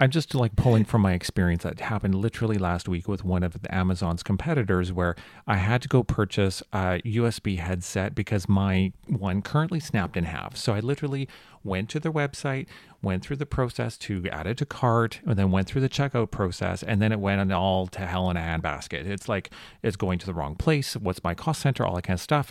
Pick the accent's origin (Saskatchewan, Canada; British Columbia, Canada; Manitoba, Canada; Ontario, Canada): British Columbia, Canada; Vancouver; I'm from Vancouver